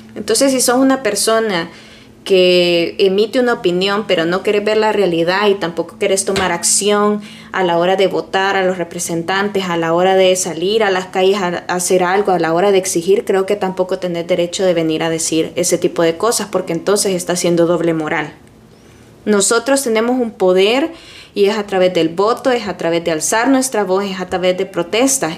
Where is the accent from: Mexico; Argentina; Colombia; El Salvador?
El Salvador; now in United States; En mi país, por ejemplo, en El Salvador